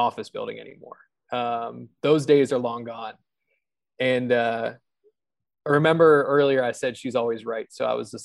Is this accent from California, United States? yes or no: no; Hagerstown, Maryland, United States; also born or lived in Baltimore / Chicago; now in Richmond, United States; I'm from Hagerstown